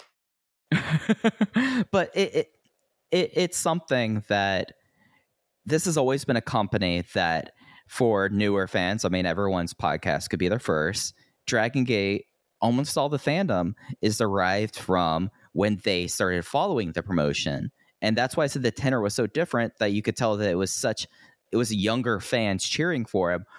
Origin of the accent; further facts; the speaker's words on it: Fort Worth, Texas, United States; moved away; I am now back in my hometown, Fort Worth, Texas